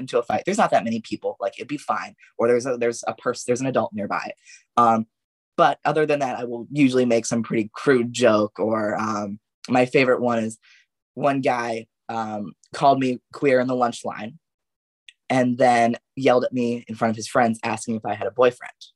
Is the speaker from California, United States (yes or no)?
yes; Yorba Linda, California, United States; from Yorba Linda specifically.